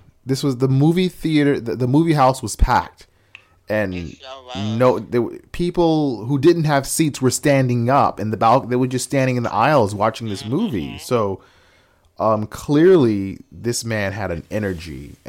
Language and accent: English; New York, United States; I grew up in New York